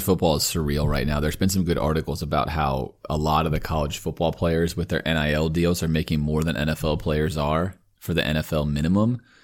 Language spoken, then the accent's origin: English; Sarasota, Florida, United States; I grew up in Sarasota, Florida. I went to Riverview High School.